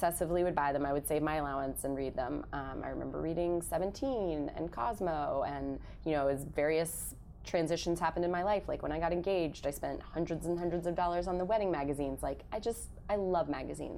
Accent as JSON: {"language": "English", "town": "Kansas City", "region": "Missouri", "country": "United States", "tie": "born or raised there", "also_born_or_lived": "Chicago", "moved": "as an adult", "lives_now": "New York, United States", "said": "I grew up in Kansas City, Missouri, where my parents still live."}